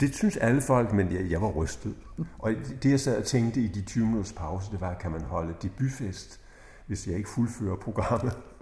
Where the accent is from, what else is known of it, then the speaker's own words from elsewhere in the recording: Slagelse, Zealand, Denmark; jeg blev født i Slagelse